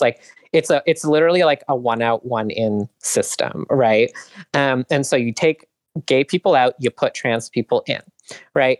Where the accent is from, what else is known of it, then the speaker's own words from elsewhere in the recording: Canada; I grew up in Canada